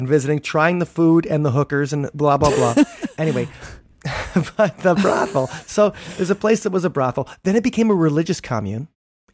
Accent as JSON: {"language": "English", "town": "Big Bend", "region": "Wisconsin", "country": "United States", "tie": "born or raised there", "said": "where I grew up in Big Bend"}